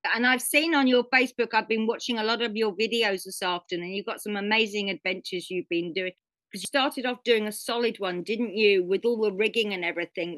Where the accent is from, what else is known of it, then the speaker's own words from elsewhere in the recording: England, United Kingdom; come from England and the weather's not good for a good part of the year.